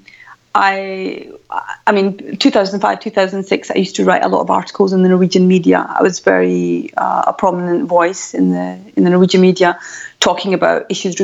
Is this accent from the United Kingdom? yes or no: yes; Glasgow, Scotland, United Kingdom; as you can tell from my voice, I'm born and brought up I come from Glasgow